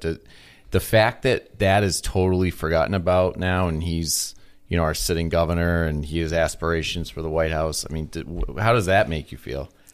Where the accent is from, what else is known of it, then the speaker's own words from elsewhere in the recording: Massachusetts, United States; now in Illinois, United States; I come from Massachusetts